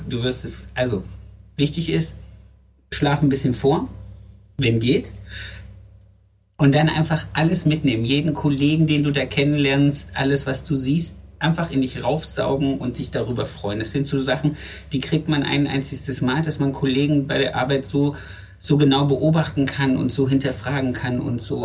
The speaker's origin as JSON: {"language": "German", "country": "Germany", "moved": "yes", "said": "Ich komme ich komm ja aus dem Harz ursprünglich"}